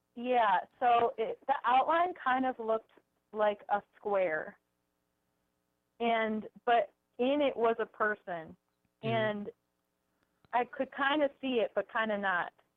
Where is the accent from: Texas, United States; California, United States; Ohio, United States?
Ohio, United States; Cleveland; I'm from Cleveland